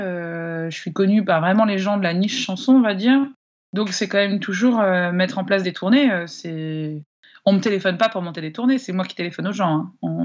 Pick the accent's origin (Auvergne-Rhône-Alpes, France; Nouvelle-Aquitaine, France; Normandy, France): Auvergne-Rhône-Alpes, France; Annecy; je suis originaire d'Annecy